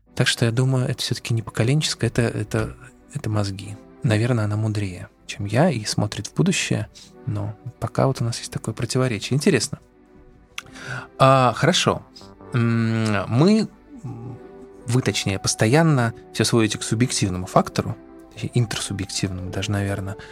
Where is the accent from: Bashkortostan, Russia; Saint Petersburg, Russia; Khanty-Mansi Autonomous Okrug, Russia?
Saint Petersburg, Russia; Я, кстати, вырос в Петербурге в доме типа «Корабль»